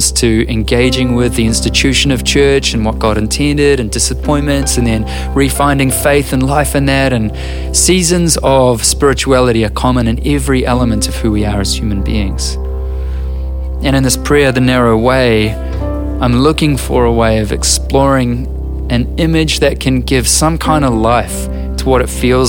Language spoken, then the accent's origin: English; New Zealand